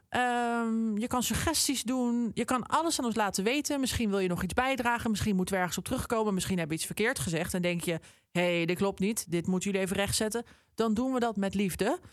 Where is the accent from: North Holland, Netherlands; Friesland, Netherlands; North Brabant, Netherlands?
North Holland, Netherlands; Amsterdam; moved away; Ik, ik ben zelf een Amsterdammer. Ik woon er nu helaas niet meer.